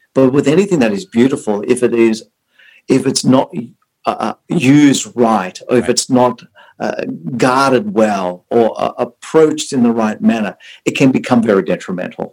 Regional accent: Sydney, New South Wales, Australia; moved away as an adult; also born or lived in South Africa; now in Orange County, United States; I was born in South Africa, and two is that I've spent most of my life uh, from an early age as a child living in Australia.

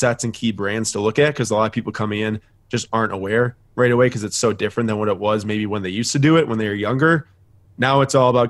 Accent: Wisconsin, United States; We're from Wisconsin.

